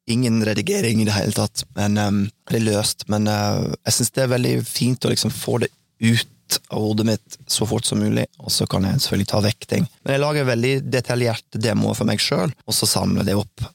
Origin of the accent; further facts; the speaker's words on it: Oklahoma City, Oklahoma, United States; moved away; Oklahoma City, der jeg vokste opp, det er egentlig veldig stort